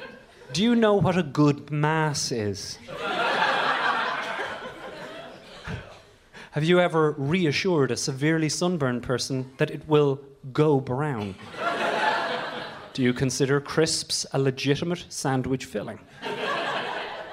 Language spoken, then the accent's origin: English; Ireland; moved away as an adult; also born or lived in Dublin; now in London, United Kingdom; I grew up in Ireland in the 1980s and 90s